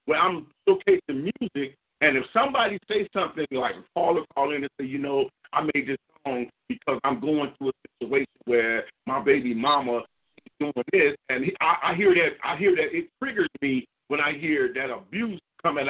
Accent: Chicago, Illinois, United States; now in Florida, United States; Well, I'm originally from Chicago, but I live in Florida right now. But I'm a Chicago native, born and raised.

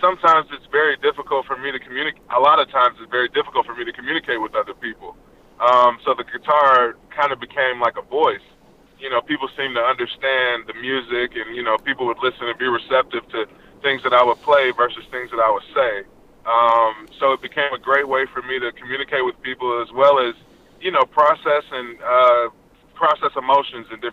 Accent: Detroit, Michigan, United States; I grew up in Detroit, Michigan

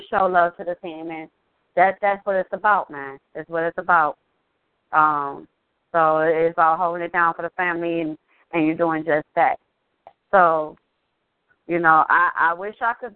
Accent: Southeast Wisconsin, United States; I see somebody in from my hometown or from my home state, from Southeast Wisconsin

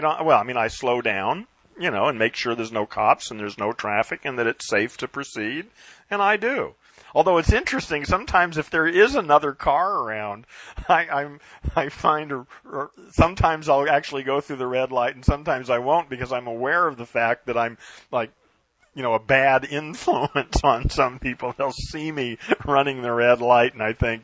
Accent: United States; first language English; I was brought up in America and programmed with English

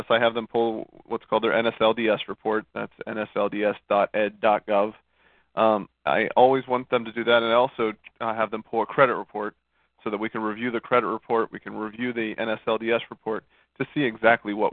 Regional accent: Monroeville, Pennsylvania, United States; moved away as an adult; now in Fort Lauderdale, United States; Born and raised Monroeville, Pennsylvania, went to Robert Morris University for my undergrad, and and uh, came down here for the fairer weather.

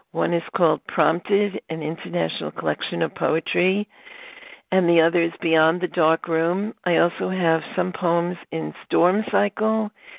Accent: New York City, New York, United States; moved away as an adult; also born or lived in Queens / Cortland / California / Vestal; now in Stamford, United States; I grew up in Brooklyn, so I'm a Brooklyn girl. And I, when I was 14, I moved to Queens. And then from Queens, I moved up to Cortland because I went to school there and lived there upstate for a while. Then we moved to California

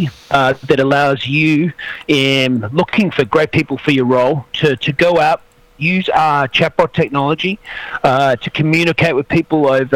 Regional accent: Australia; now in San Francisco, United States; I'm from Australia, but based up here in San Francisco

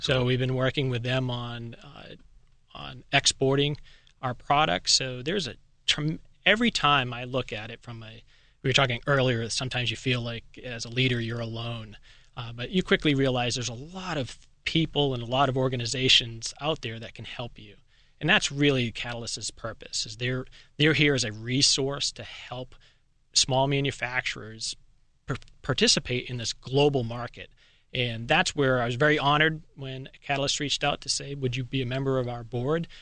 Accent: Boston, Massachusetts, United States; moved away; I was originally from Boston area

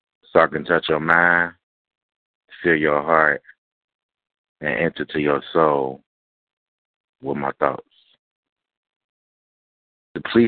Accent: Cincinnati, Ohio, United States; I'm born from Cincinnati, Ohio

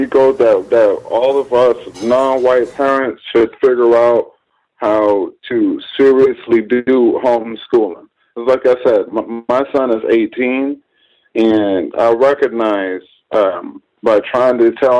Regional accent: New York, United States; No, she's from Haiti. I'm from New York. I came down here from New York.

